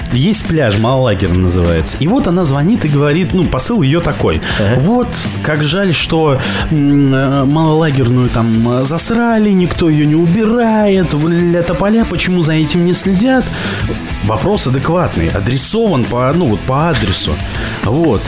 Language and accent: Russian; Kamchatka Krai, Russia; moved away as an adult; Я, э, уехал в четырнадцатом году с Камчатки.